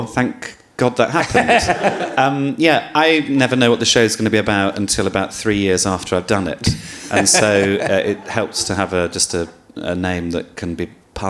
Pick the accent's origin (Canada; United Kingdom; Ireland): United Kingdom; Birmingham, West Midlands; because I'm from Birmingham, but I have no accent or any evidence that I'm from there, but I am from there and I do love it.